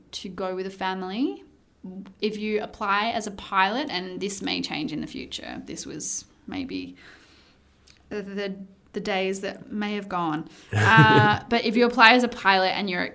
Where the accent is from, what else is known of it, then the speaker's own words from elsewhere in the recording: Australia; moved away as an adult; also born or lived in United Kingdom / Qatar / Saudi Arabia; as an Australian female